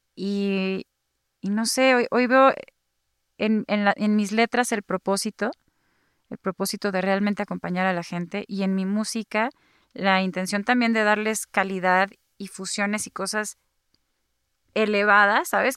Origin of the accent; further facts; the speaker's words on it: Guadalajara, Jalisco, Mexico; yo soy tapatía